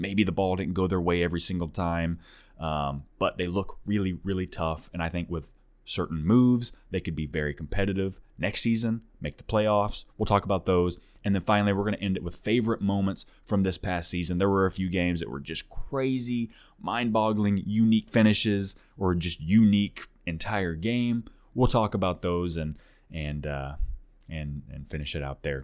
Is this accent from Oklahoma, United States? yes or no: yes; Tulsa, Oklahoma, United States; now in Nashville, United States; Originally, I'm from Oklahoma, uh, the Tulsa area, actually, but I, I don't live there anymore. I'm over in Nashville